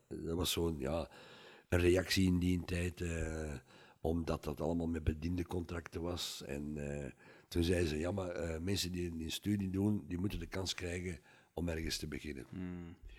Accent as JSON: {"language": "Dutch", "town": "Mechelen", "region": "Flanders", "country": "Belgium", "tie": "born or raised there", "moved": "yes", "lives_now": "Wachtebeke, Belgium", "said": "mijn geboortestad"}